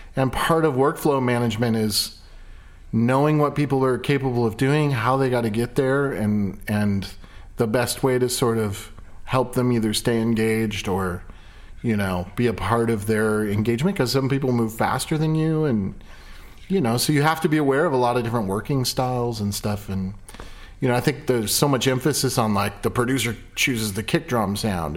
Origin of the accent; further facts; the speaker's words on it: Ireland; I'm Irish